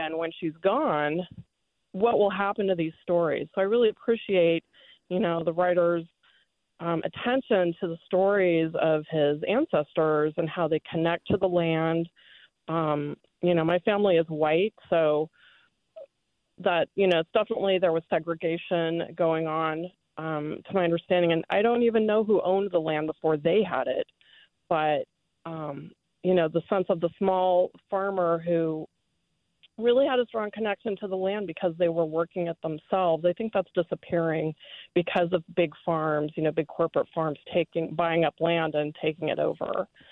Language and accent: English; Bay Area, California, United States; I'm a Bay, I'm a Bay Area native, California native